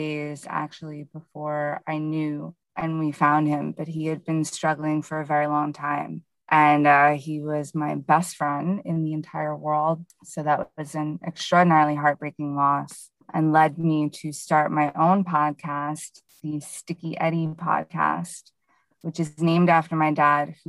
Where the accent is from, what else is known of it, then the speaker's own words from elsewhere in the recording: Hudson Valley, New York, United States; I am from the Hudson Valley region of New York here in the US